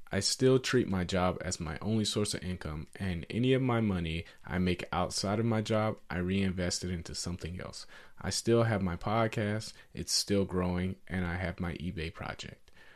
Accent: Atlanta, Georgia, United States; I grew up in Atlanta, Georgia, in a poor neighborhood.

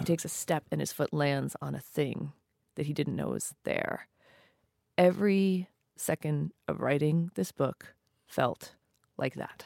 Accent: New Mexico, United States; I grew up East Indian in New Mexico

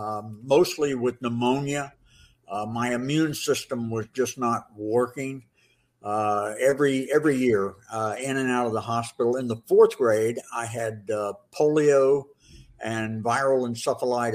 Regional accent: Florida, United States; I grew up here

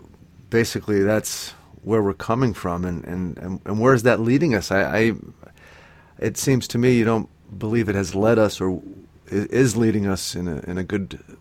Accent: United States; I'm European American.

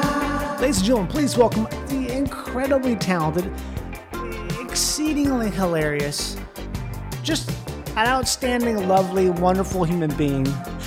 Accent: Minnesota, United States

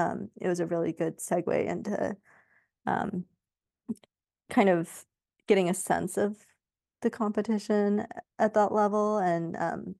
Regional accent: Sacramento, California, United States; So I grew up like in the Sacramento area in California. My parents are still out there.

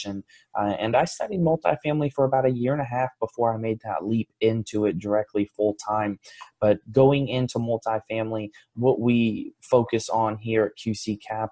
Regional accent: Fort Lauderdale, Florida, United States; I grew up in Fort Lauderdale.

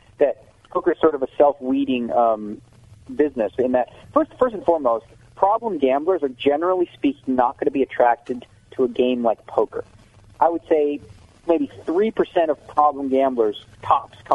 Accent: Canada; now in United States; I'm Canadian

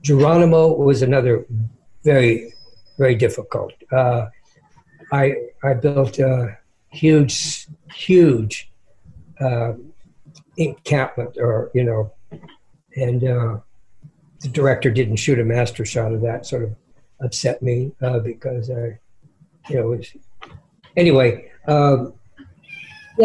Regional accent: San Francisco Bay Area, California, United States; I'm from the Bay Area, San Francisco Bay Area

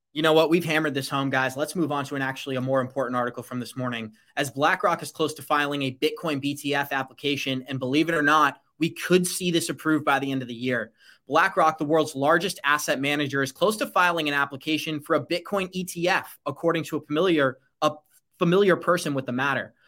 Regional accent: United States; as an American citizen

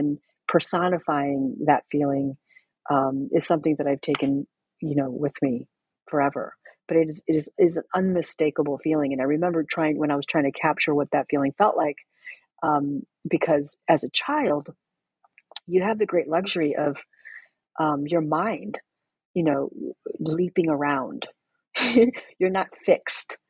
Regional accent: United States; being Mexican American

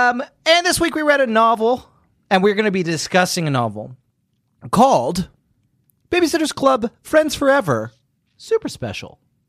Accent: Fletching, South East England, United Kingdom; also born or lived in Brighton; The town of Fletching, just outside of Uckfield, is where I grew up.

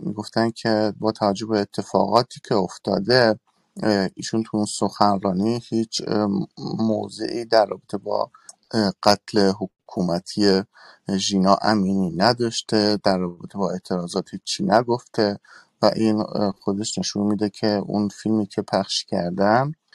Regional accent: Kurdistan, Iran; moved away; من کردم و سالها هم هست که از ایران خارج شدم

